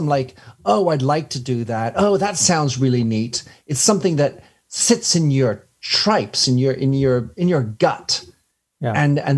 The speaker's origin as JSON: {"language": "English", "country": "France", "tie": "born or raised there", "also_born_or_lived": "Belgium / England", "lives_now": "London, United Kingdom", "said": "I was born in Belgium to American parents, brought up in France, educated in England, and I have a French and a U.S. passport."}